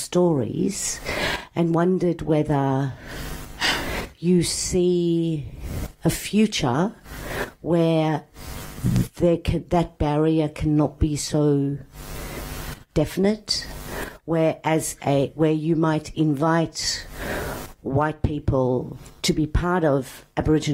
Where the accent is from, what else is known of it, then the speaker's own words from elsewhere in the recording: South Africa; now in Australia; I'm a Greek woman born and raised in South Africa and now live in Australia.